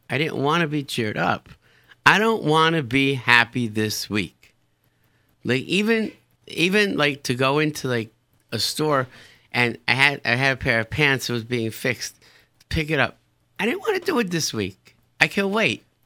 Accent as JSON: {"language": "English", "town": "Rochester", "region": "New York", "country": "United States", "tie": "born or raised there", "moved": "yes", "said": "grew up in Rochester, New York."}